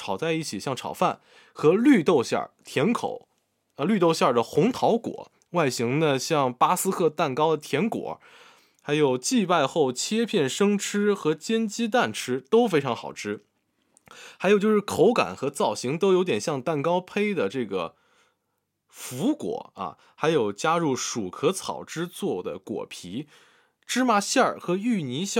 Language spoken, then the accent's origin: Chinese; Guangdong, China; 但作为潮汕人，最最期待的还是最具潮汕特色的做果和卤鹅。